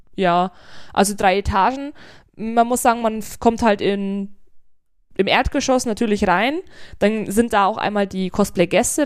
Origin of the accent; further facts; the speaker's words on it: Germany; bei uns in Deutschland